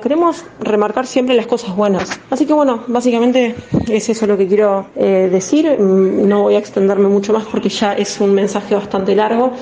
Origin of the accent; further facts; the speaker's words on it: Uruguay; un público de Uruguay, que son las personas que me siguen en general, que son de mi país.